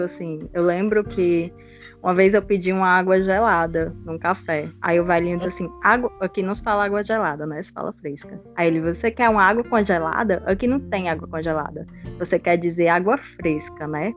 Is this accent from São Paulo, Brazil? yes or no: no; Limoeiro do Norte, Ceará, Brazil; moved away as an adult; now in Lisbon, Portugal; também sou do Ceará, também sou brasileira, de Limoeiro do Norte